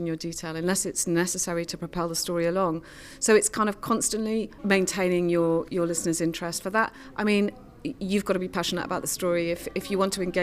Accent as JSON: {"language": "English", "town": "Cardiff", "region": "Wales", "country": "United Kingdom", "said": "I'm from Cardiff"}